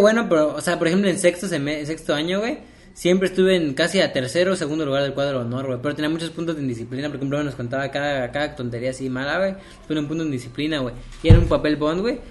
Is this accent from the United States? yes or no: no; Mexico